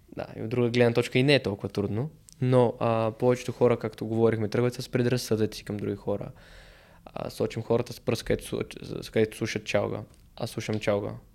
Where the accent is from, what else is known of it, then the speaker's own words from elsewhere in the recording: Bulgaria; съм българин